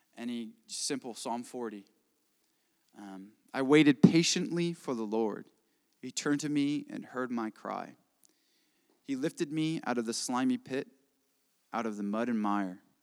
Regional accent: Indiana, United States; I am from Indiana

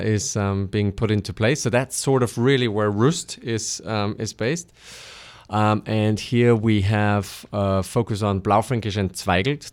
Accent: Austria; I am from Austria

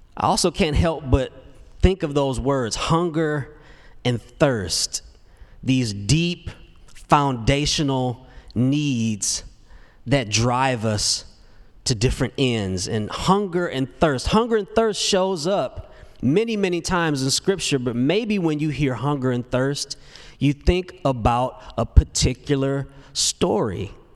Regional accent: Detroit, Michigan, United States; moved away as an adult; now in Nashville, United States; I grew up in Detroit. And man, I thought I'd be so satisfied when I moved from Detroit to Nashville to pursue career in music

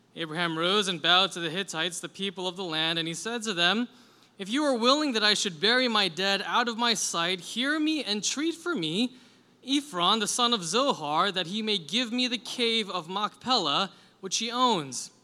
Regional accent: New York City, New York, United States; I grew up in Queens

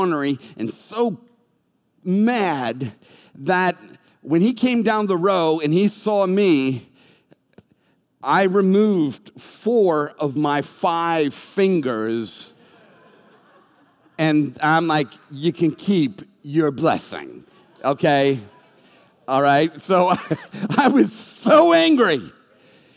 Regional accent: Boston, Massachusetts, United States; moved away; I was from Boston

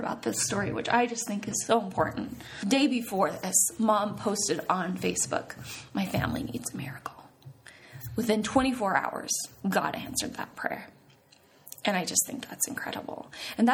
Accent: Wyoming, United States; I'm from Wyoming

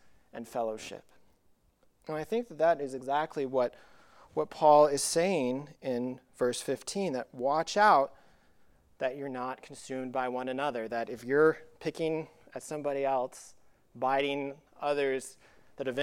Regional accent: Colorado, United States; when I was young growing up in Colorado

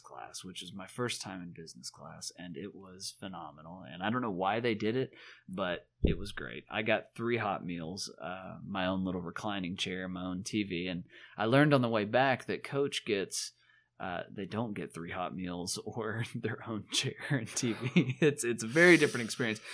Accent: the South, United States; moved away; also born or lived in Chicago; growing up in the South

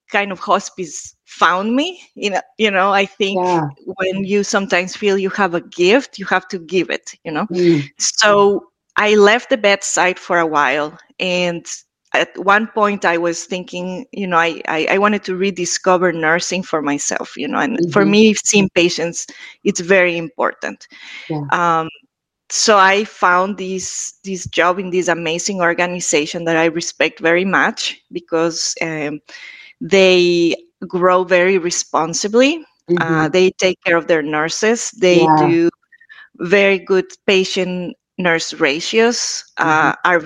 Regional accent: Ecuador; now in Boston, United States; I am from Ecuador

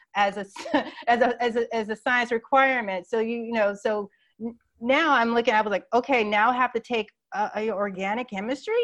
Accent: Phoenix, Arizona, United States; moved away as an adult; also born or lived in New York; now in Atlanta, United States; I grew up in Phoenix, Arizona in the Southwest all my life

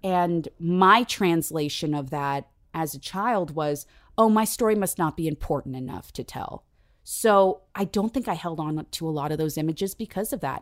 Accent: San Diego, California, United States; I was, uh, raised in San Diego

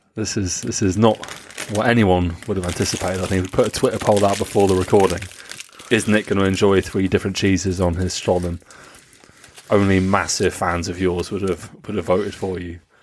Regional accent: Nuremberg, Bavaria, Germany; over the skies of Nuremberg, uh, my hometown

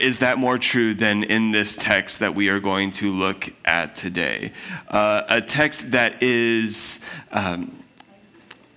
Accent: Spokane, Washington, United States; I'm from Spokane

